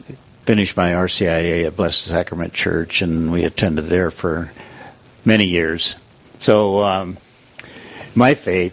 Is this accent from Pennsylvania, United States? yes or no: no; Rapid City, South Dakota, United States; moved away as an adult; also born or lived in Seattle area; born in Rapid City in 1949 and grew up in a Lutheran family. We attended Trinity Lutheran here in Rapid.